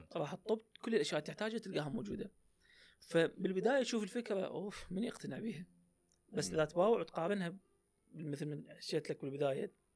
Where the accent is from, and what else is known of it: Iraq